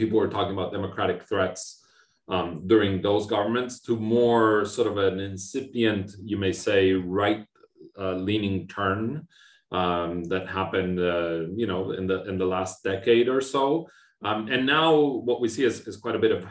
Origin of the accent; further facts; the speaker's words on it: Argentina; moved away as an adult; also born or lived in Austin, Texas, United States; now in Montreal, Canada; I was born and raised in Argentina, and I lived there all my life up until I left for my PhD in the US